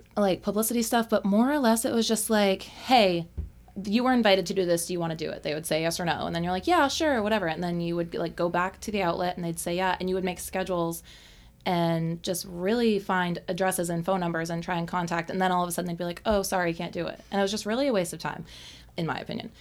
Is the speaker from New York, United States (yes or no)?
no; Maine, United States; now in Los Angeles, United States; I was born and raised in Maine, like in the woods off a dirt road